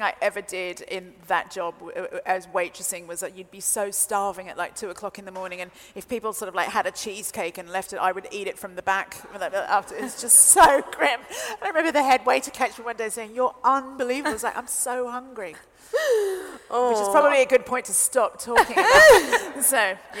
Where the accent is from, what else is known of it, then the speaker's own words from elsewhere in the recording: Sydney, New South Wales, Australia; moved away; my hometown of Sydney